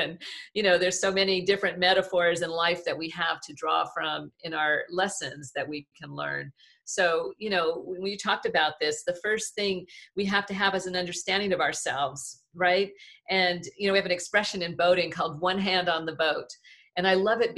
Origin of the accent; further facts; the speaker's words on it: Southern California, United States; I'm from Southern California